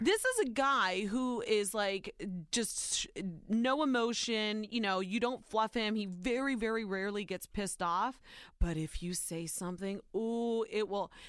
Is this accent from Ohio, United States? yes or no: yes; Ohio, United States; born or raised there